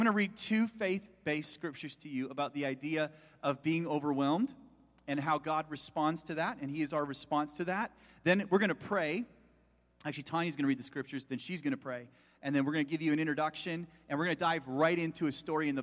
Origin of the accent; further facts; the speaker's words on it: Chilliwack, British Columbia, Canada; I was born and raised in Chilliwack